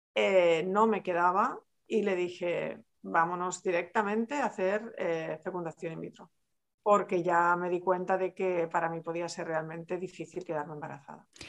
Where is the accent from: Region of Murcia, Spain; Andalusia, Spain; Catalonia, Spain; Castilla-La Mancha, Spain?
Catalonia, Spain; Barcelona; yo soy de Barcelona, soy catalana